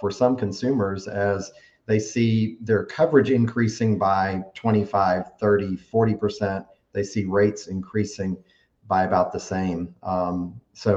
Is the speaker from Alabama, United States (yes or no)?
yes; Tuscaloosa, Alabama, United States; I grew up on Lake Tuscaloosa. When we first moved to Alabama in 1982 is when I moved to Alabama. We had a house on Lake Tuscaloosa at that time. So I was 7 years old and, just grew up on the lake